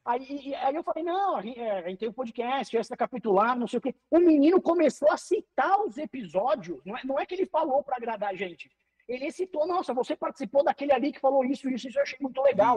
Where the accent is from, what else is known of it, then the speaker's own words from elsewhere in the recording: Paraná, Brazil; also born or lived in Curitiba; Eu sou aqui do estado do Paraná, moro em Curitiba